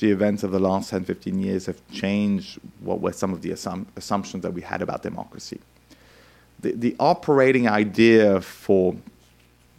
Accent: France; I grew up in France in the 1980s

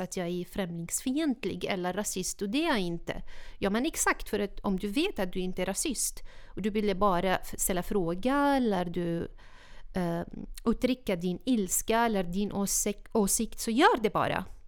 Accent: Syria; Swedish is a second language; moved away as an adult; now in Sweden

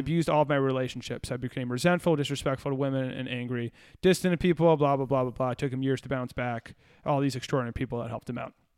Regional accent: Virginia, United States; We're from Virginia.

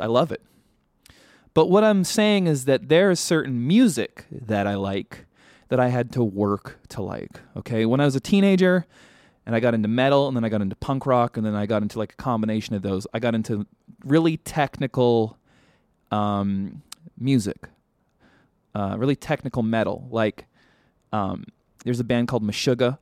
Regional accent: Vancouver, British Columbia, Canada; now in Los Angeles, United States; growing up in Vancouver

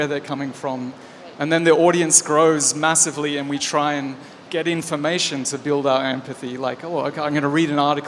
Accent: Australia; I'm Australian

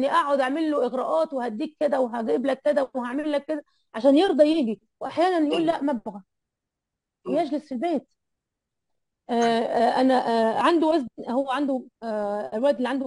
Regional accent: Egypt; انا على فكره انا انا مصريه وما عندي اهلي هنا اهلي كلهم في مصر

